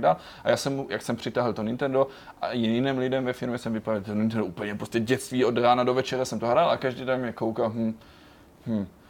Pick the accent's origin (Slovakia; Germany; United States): Germany; moved away as an adult; now in Prague, Czech Republic; jsem celý život žil v Německu